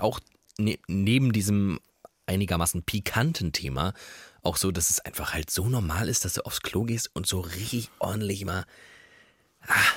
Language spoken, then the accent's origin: German; Germany; wir Deutsche